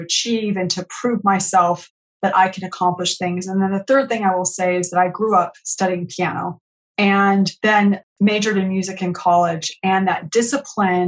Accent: San Jose, California, United States; also born or lived in Madrid, Spain; I grew up in San Jose, California

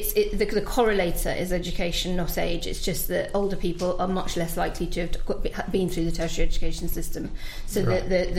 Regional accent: Northern Ireland, United Kingdom; I grew up in Northern Ireland, I was subjected to a sectarian education

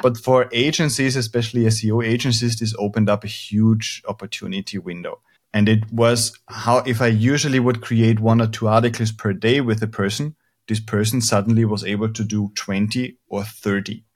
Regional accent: Austria; now in Spain; I'm originally from Austria

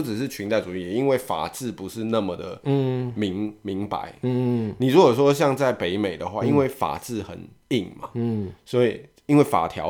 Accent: Taiwan; 我们台湾人

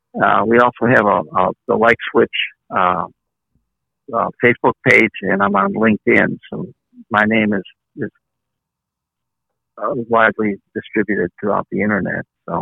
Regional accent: Chicago, Illinois, United States; when I grew up in Chicago

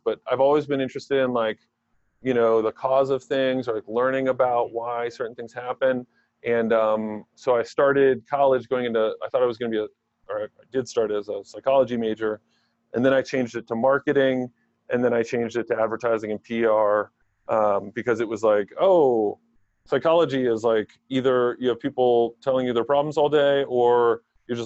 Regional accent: Maryland, United States; also born or lived in State College, Pennsylvania / Silver Spring, Maryland / Gaithersburg, Maryland; We quickly moved to Maryland, grew up in Silver Spring up until third grade, and then moved to Gaithersburg, Maryland in fourth grade

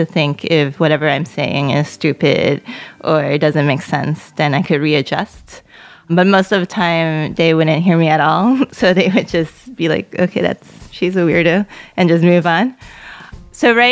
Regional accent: New York City, New York, United States; first language Cantonese; English is a second language; I was born in Queens. My parents were from China. Growing up, they would speak to me in Cantonese because they knew that it was easy for me to pick up English just by growing up in the neighborhood

